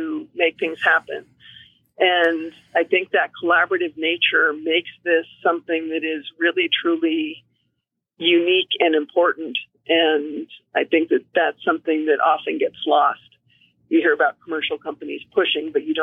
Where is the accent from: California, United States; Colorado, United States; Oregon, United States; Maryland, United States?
California, United States; Davis; moved away as an adult; also born or lived in Washington / Reno, Nevada / Galway, Ireland; now in Fairbanks, United States; my background is I grew up in Davis, California, which is in the Central Valley near Sacramento, so northeast of San Francisco